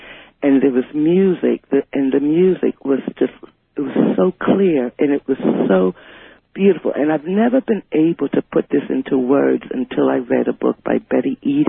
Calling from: Richmond, Virginia, United States; I'm calling from Richmond, Virginia.

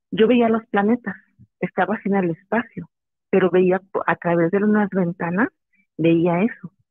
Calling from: Guerrero, Mexico; Del estado de Guerrero.

